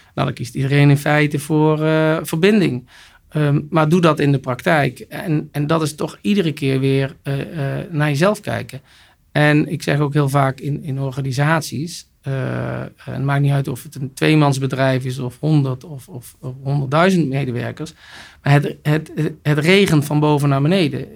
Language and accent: Dutch; North Brabant, Netherlands; also born or lived in Almelo / United States / France; Ik ben geboren in Almelo en opgegroeid in Brabant